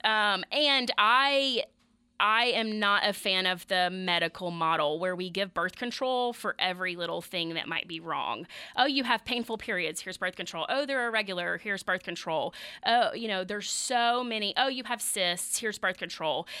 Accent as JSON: {"language": "English", "region": "the South", "country": "United States", "said": "I say Kegel 'cause I'm from the South."}